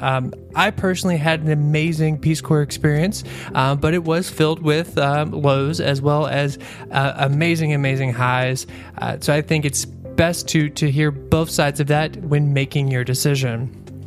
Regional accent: Kentucky, United States; my, my home state, Kentucky

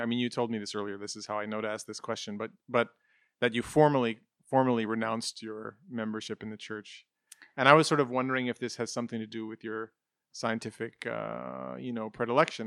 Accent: United States; we're growing up in the United States

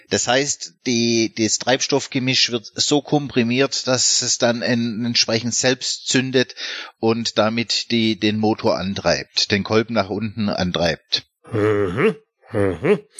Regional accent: Untertürkheim, Baden-Württemberg, Germany; Wissen Sie, ich komme ja aus Untertürkheim und wie Ihnen vielleicht bekannt ist, ist das, äh, ja, da kommt der Herr Daimler und natürlich auch aus Nachbarschaft der Herr Bosch her

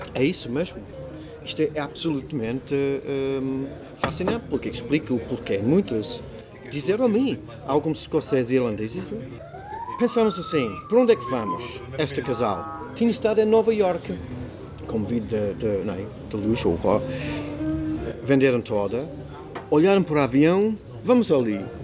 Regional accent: Burnham, South East England, United Kingdom; Portuguese is a second language; now in Portugal; Nasci na Inglaterra

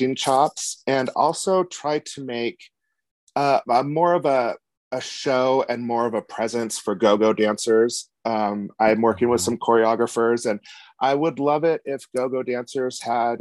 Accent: Reno, Nevada, United States; Where I'm from is Reno, Nevada. Small town

